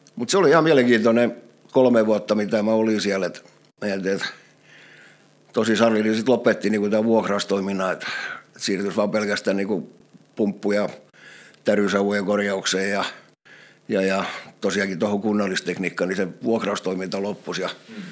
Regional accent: Turku, Southwest Finland, Finland; also born or lived in Karis / Ekenäs; puolen vuoden ikäisenä ollaan muutettu Turkuun. Turkuun ja sitten Turussa täällä mä olen ollut

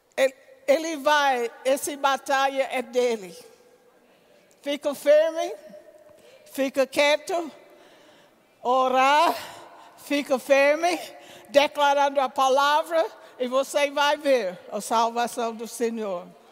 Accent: United States; Portuguese is a second language; moved away as an adult; now in Campina Grande, Brazil; sendo americano

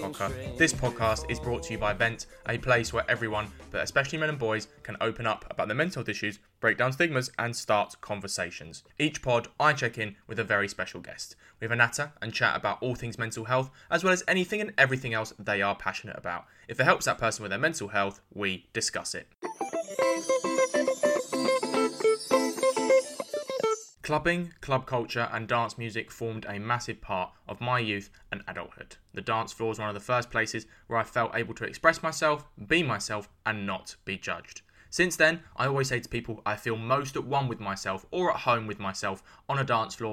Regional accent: London, United Kingdom; I was born and raised in East London

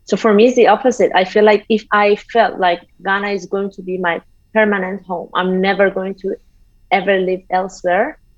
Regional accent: Iran; Uh, I always knew I would leave Iran, like from an uh, early

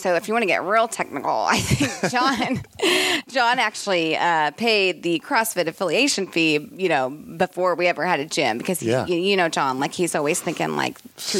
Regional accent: Kansas City, United States; moved away; also born or lived in Milwaukee / Chicago; I'm from Kansas City.

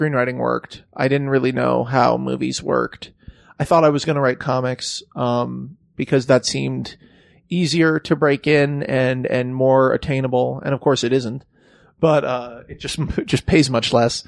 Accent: California, United States; I grew up in California

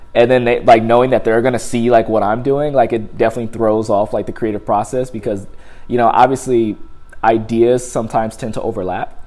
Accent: Compton, California, United States; moved away; Use all my type of slangs that I grew up using in Compton

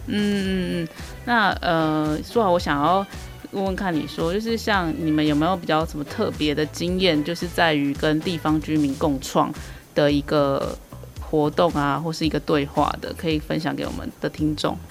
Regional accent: Keelung, Taiwan; 我也是土生土长的基隆人

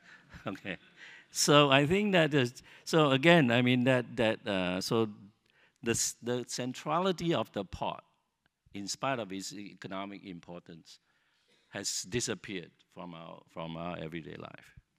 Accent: Singapore; Singapore and being Singaporean become something we could invest ourself, become something that is our own

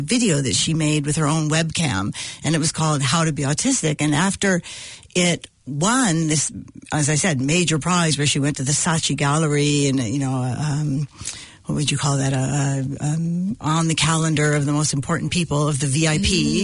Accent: California, United States; Growing up in California

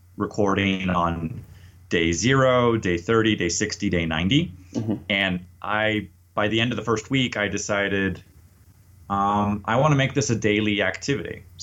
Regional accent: United States; moved away as an adult; also born or lived in Paris, France; now in Mexico City, Mexico; I'm an American English teacher and language coach

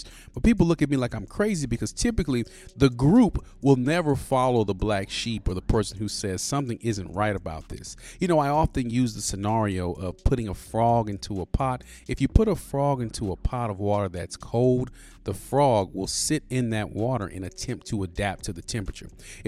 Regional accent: United States; I grew up in the hood. I'm from Pleasant Grove. I love my neighborhood. I love my city

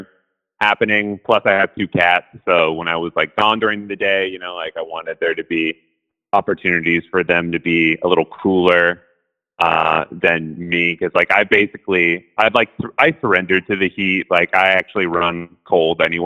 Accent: Seattle, Washington, United States; moved away; I grew up in Seattle

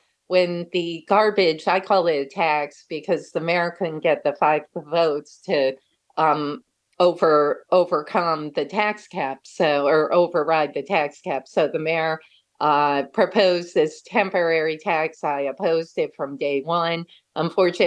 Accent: Troy, New York, United States; someone that's born and raised in Troy, I never left.

